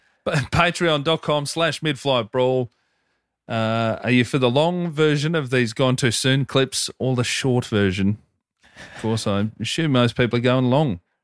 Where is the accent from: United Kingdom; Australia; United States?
Australia; Hoppers Crossing, Victoria; Growing up in Hoppers Crossing